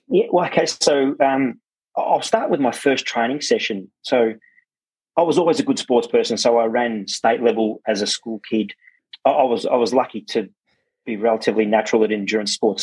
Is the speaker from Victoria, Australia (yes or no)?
yes; Werribee, Victoria, Australia; English is a second language; I was born locally in Werribee, uh, just at the old Werribee Hospital